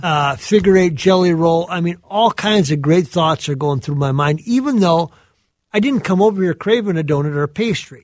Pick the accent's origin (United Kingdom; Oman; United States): United States; southern Minnesota; those of us that grew up uh, in that area